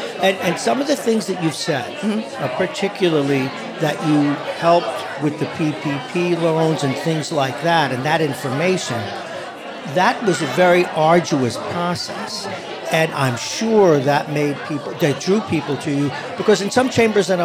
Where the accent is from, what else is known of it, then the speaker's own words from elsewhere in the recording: New York City, New York, United States; as we say in Brooklyn, where I grew up, you done good